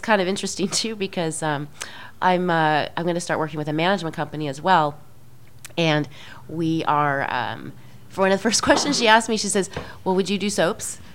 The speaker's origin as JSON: {"language": "English", "region": "Midwest", "country": "United States", "said": "i'm very Midwesterner social kind of person"}